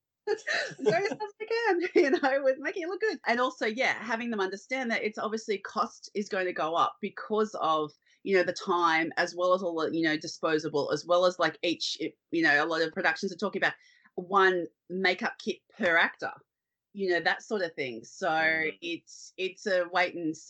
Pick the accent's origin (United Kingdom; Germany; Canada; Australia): Australia; Sydney, New South Wales; moved away as an adult; now in Queensland, Australia; I grew up in Sydney